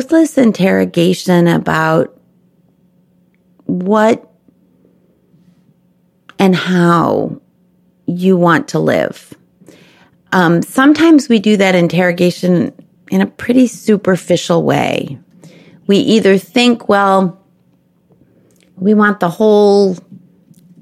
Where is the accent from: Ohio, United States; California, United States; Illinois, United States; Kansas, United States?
Illinois, United States; Chicago; also born or lived in Memphis, Tennessee / Texas; now in Washington, D.C., United States; Growing up in Chicago and in the North Shore of Chicago where there were lots of Jewish families